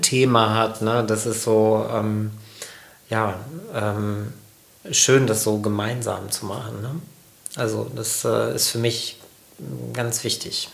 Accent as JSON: {"language": "German", "area": "Sauerland", "region": "North Rhine-Westphalia", "country": "Germany", "tie": "born or raised there", "said": "wenn ich nicht im Sauerland aufgewachsen wäre"}